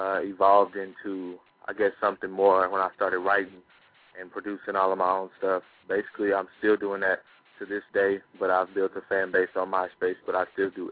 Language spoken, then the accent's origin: English; Oklahoma, United States; I'm from Oklahoma, and I'm 17 years old